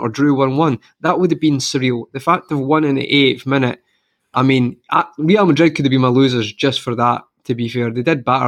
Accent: Scotland, United Kingdom; I'm from Scotland

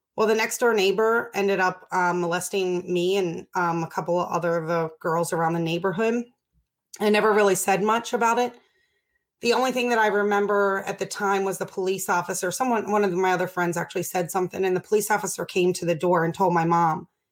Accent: Baltimore, Maryland, United States; I grew up in Baltimore

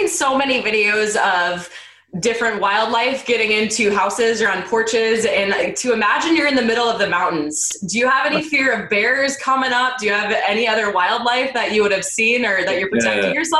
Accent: Minnesota, United States; where I grew up in Minnesota

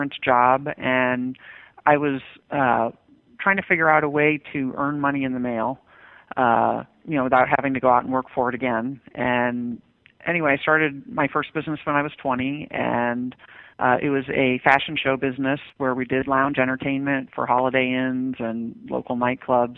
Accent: Westchester County, New York, United States; I grew up in Westchester County, New York, which is one of the wealthiest places in the nation.

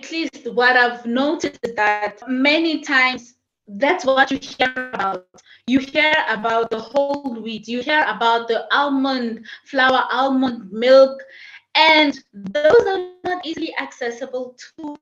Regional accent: South Africa; now in Zambia; I am in Zambia. I am from South Africa

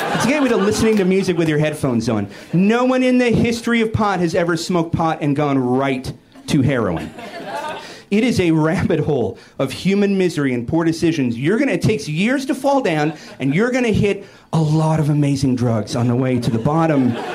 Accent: Seattle, Washington, United States; I'm from Seattle, which is why I'm on antidepressants

